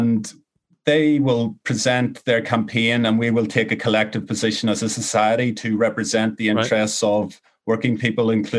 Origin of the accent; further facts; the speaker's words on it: Ireland; growing up in Ireland.